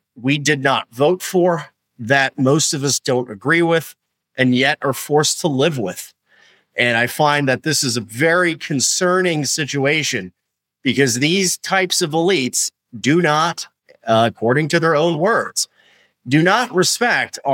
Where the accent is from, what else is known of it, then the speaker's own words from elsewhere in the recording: New York City, New York, United States; I'm from New York City. And I'll tell you something. If you grew up in New York City